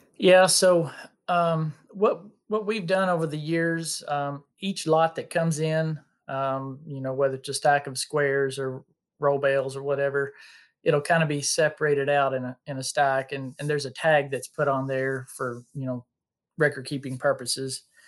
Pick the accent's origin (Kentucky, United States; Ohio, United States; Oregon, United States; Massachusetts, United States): Kentucky, United States; Bullitt County; I'm from Bullock County, Kentucky, which is, uh, just the next county south of Louisville